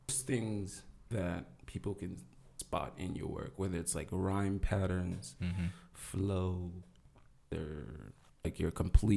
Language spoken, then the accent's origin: English; Russia; born there; I'm an exile kid.